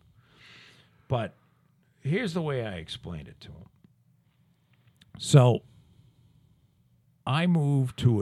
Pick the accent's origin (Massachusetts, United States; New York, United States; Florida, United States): Massachusetts, United States; Plymouth; also born or lived in Scituate, Massachusetts; we moved down to Plymouth in 71.